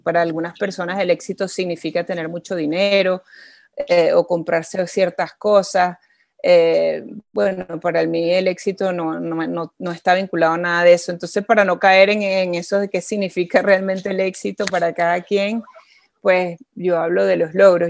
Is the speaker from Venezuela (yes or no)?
yes; Venezuela; haber nacido en Venezuela